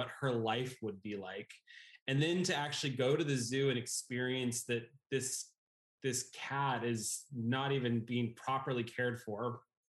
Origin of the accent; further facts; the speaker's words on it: California, United States; I was a like middle-class white kid growing up in California